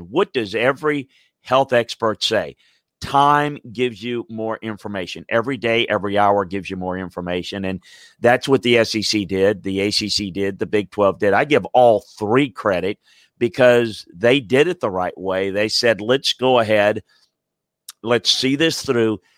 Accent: South Louisiana, United States; I grew up in the Deep South, went to school at L S U, coached at L S U, and grew up in South Louisiana

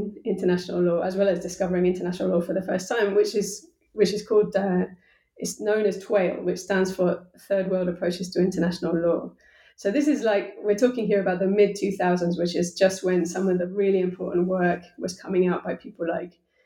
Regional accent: United Kingdom; I'm a British person, you know, like I come from the center of the center

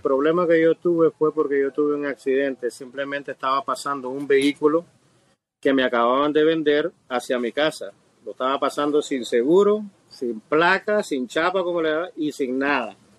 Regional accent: Nicaragua; now in Miami, United States; originalmente de Nicaragua, nicaragüense soy y tengo alrededor de 28 años de estar

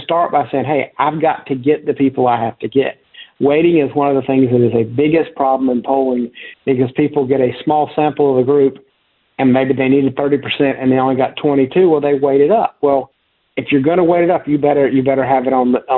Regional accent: South Carolina, United States; I grew up in South Carolina

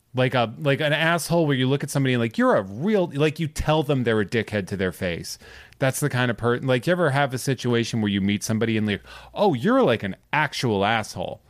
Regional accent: Massachusetts, United States; I am from Massachusetts.

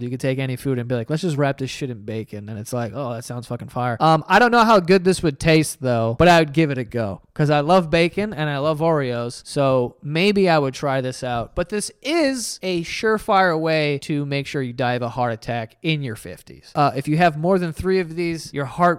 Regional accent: New York, United States; As a New Yorker

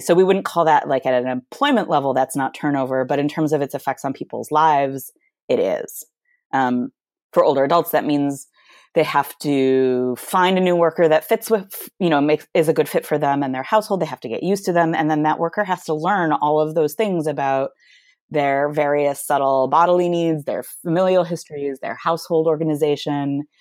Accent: Michigan, United States; moved away; I'm from Michigan originally

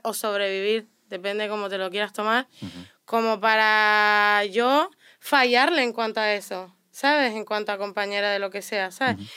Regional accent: Canary Islands, Spain; moved away

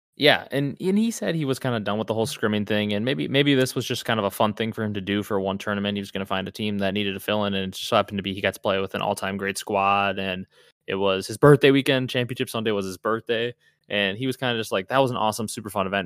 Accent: Wisconsin, United States; I'm from Wisconsin

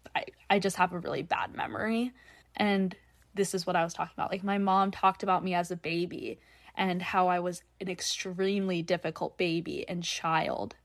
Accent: North Dakota, United States; I'm North Dakota born and raised

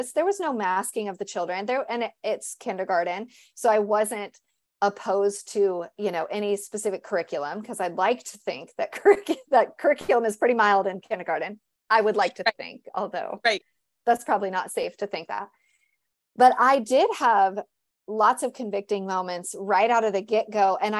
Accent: California, United States; now in Tennessee, United States; I'm from California, you know, so I get that.

